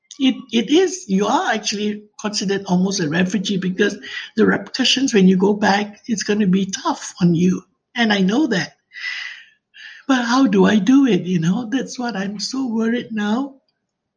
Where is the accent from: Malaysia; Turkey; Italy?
Malaysia; moved away as an adult; now in Edmonton, Canada; I'm from Malaysia, but I've been living in Edmonton for the past 5 years.